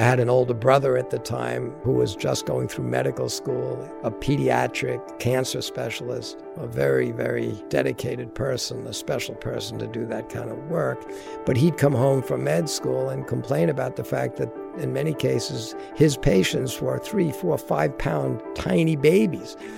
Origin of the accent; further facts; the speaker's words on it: Long Island, New York, United States; I grew up down on Long Island.